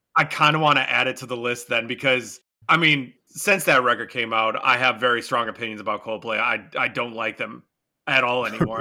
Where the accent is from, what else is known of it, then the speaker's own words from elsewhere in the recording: Michigan, United States; my home state